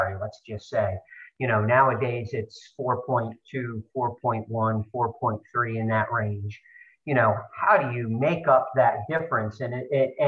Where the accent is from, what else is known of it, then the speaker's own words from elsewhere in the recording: State College, Pennsylvania, United States; moved away; also born or lived in Baltimore; I'm from Central Pennsylvania. My dad's a Nittany Lion, and growing up in State College